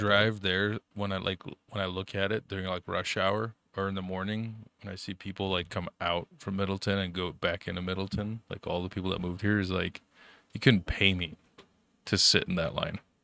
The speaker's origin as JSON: {"language": "English", "country": "Germany", "tie": "born or raised there", "moved": "yes", "said": "growing up in Germany, you know, your, your poor little refugee kid"}